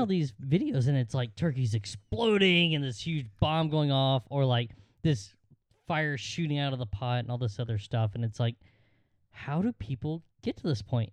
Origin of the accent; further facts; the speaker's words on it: Georgia, United States; in Georgia, we had the, uh, the annual football game